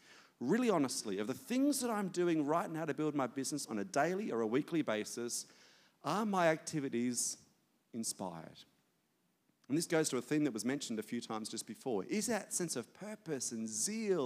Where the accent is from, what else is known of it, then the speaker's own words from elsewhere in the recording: Australia; as an Aussie